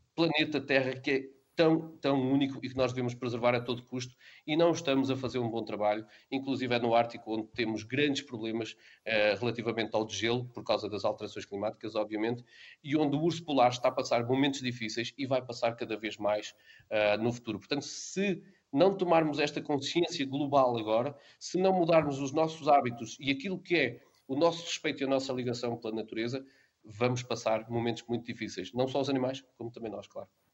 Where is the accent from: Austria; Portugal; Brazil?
Portugal; Bragança, Norte; como transmontano, não é? como uh, habitante de Bragança